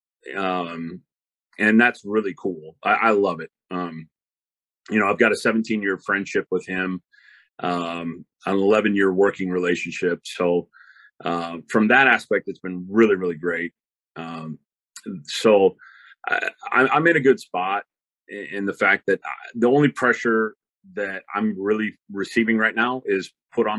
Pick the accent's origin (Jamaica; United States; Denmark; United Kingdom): United States; Kitsap Peninsula, Washington; I grew up on the Kitsap Peninsula, we were only 30 miles away from Seattle, only 30 miles away from Tacoma